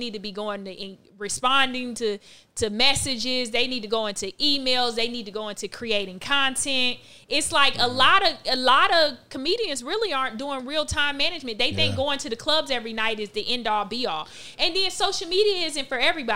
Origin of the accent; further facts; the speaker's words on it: South Florida, United States; I grew up the only child. I'm from South Florida